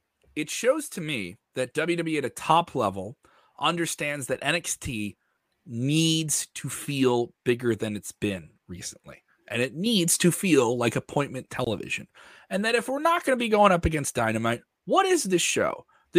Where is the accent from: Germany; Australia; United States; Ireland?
Ireland; Terrible. I'm Irish. I think I'm allowed to do that.